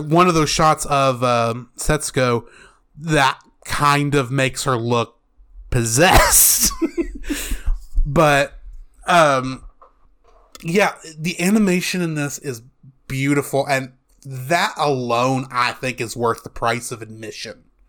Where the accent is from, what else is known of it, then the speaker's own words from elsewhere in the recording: United States; as an American